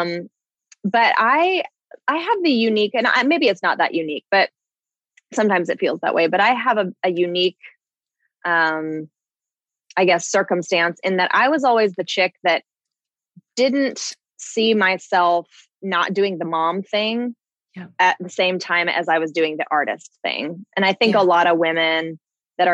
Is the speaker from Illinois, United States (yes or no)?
no; Southern California, United States; moved away as an adult; I am originally from Southern California. I lived there until I was 21.